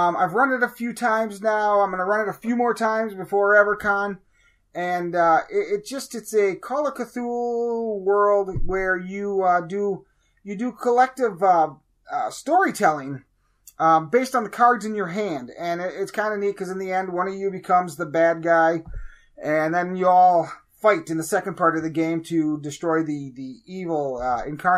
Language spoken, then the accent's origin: English; Wisconsin, United States; I'm from Wisconsin.